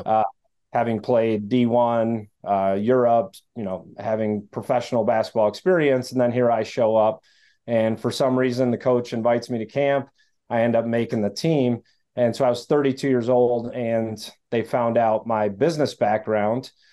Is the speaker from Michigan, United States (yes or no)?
yes; Detroit, Michigan, United States; I grew up in the Detroit area